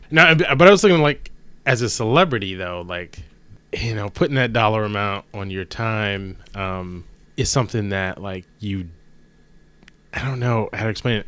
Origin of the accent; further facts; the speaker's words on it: Maryland, United States; moved away; also born or lived in Los Angeles; growing up in Maryland